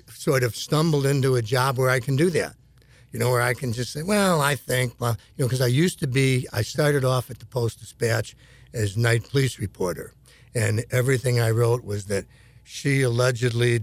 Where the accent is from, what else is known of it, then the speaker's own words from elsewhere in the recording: Chicago, Illinois, United States; moved away as an adult; also born or lived in Phoenix; now in St. Louis, United States; I grew up in Chicago and went to University of Illinois